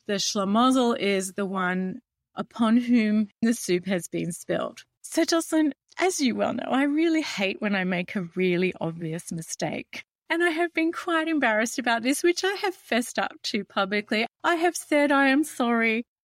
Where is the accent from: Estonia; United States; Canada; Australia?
Australia; as an Australian, we have the British connection heritage